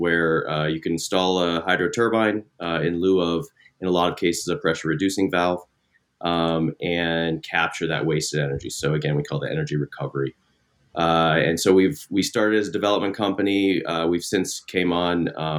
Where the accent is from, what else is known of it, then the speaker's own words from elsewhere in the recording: Midwest, United States; I grew up in the Midwest, went to Northwestern, got an engineering degree.